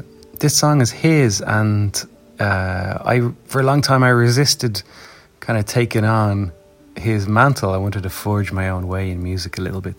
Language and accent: English; Dublin, Leinster, Ireland; also born or lived in Clare, Ireland; I grew up in Dublin since then